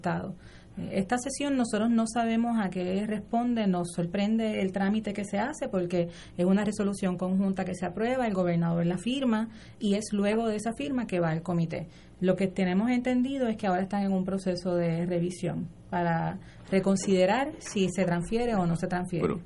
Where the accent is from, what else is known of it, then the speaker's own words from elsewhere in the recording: Puerto Rico; Senia y yo somos residentes de Río Piedras